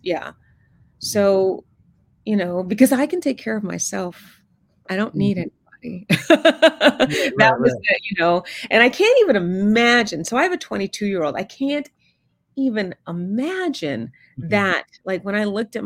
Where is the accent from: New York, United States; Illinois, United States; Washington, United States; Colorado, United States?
New York, United States; New York City; I was born in Queens, New York, mm-hmm. and in the 70s.